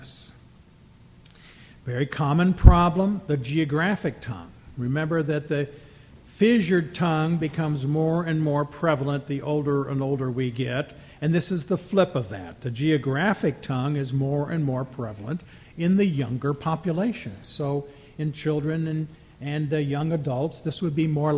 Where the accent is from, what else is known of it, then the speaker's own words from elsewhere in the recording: Minnesota, United States; I'm from Minnesota